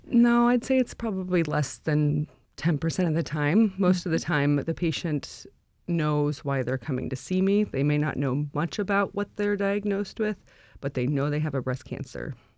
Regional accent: Anchorage, Alaska, United States; also born or lived in North Carolina; I grew up in Anchorage. I, uh, went to high school at West High.

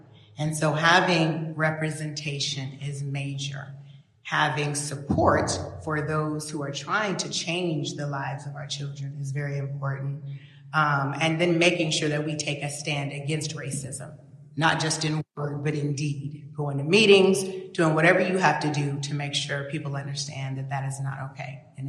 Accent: Wasilla, Alaska, United States; because I was raised in Wasilla, and my family was one of the first Black families out there in the 70s.

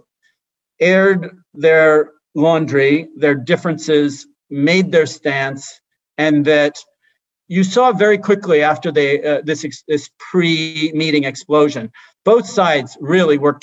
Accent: Hawaii, United States; I grew up in Hawaii

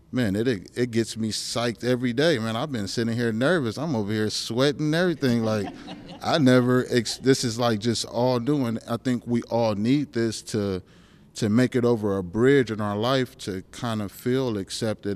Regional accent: California, United States; now in Alaska, United States; I'm from California

